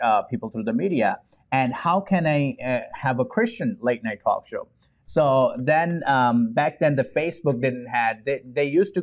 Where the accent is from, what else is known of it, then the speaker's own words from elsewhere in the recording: Pakistan; English is a second language; now in Houston, United States; growing up in Pakistan